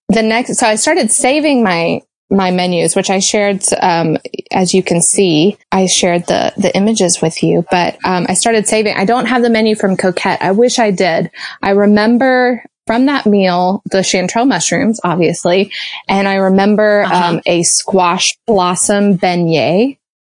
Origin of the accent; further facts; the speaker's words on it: Georgia, United States; moved away; also born or lived in Chicago; I grew up in Georgia